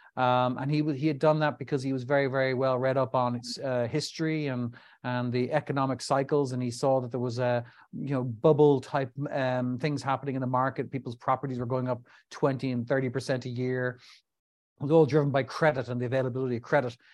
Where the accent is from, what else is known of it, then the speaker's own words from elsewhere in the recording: Dublin, Leinster, Ireland; also born or lived in New York; found myself back in my home country of Ireland, Dublin in particular.